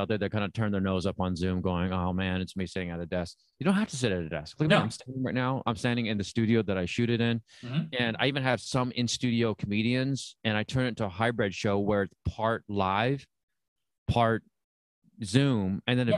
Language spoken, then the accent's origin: English; San Diego, California, United States; moved away as an adult; also born or lived in Saigon, Vietnam / Chicago; now in Los Angeles, United States; I mainly grew up in San Diego.